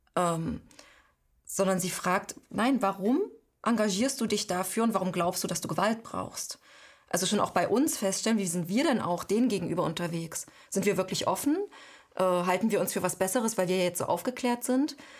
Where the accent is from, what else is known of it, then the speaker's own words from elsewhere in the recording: Halle, Saxony-Anhalt, Germany; accent: Hallensisch; moved away as an adult; also born or lived in Leipzig / Paris; now in Spain; in meiner Jugend gab es in Halle ziemlich viele Neonazis